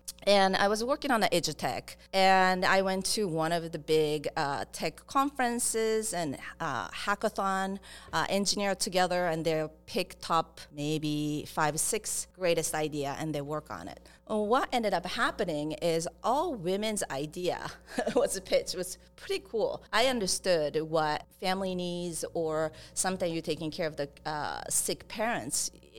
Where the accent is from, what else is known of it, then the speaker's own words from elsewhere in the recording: Japan; English is a second language; moved away; I'm originally from Japan. And I grew up in different countries, so I came here hustling to just didn't speak English first, so it's been a long way.